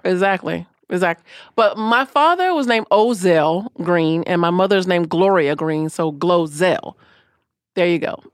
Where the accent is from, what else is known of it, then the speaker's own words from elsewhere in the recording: Orlando, Florida, United States; I was born and raised in Orlando